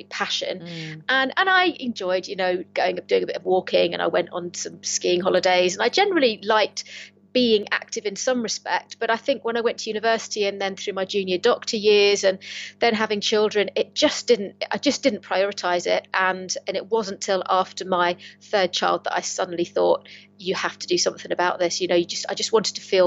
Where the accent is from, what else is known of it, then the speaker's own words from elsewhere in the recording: Kent, South East England, United Kingdom; now in Lancaster, United Kingdom; I'm originally from Kent, but I've managed to find my home in the northwest of England. So I live up near Lancaster